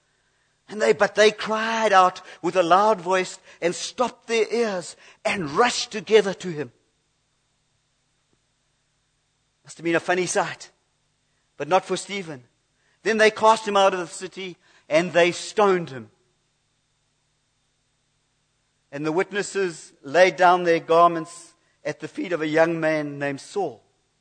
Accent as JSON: {"language": "English", "country": "United Kingdom", "said": "I come from Britain"}